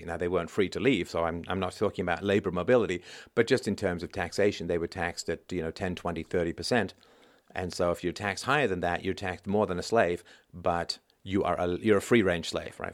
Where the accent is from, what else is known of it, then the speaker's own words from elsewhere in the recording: England, United Kingdom; accent: pseudo intellectual accent; now in Canada; when I was a kid, I grew up in England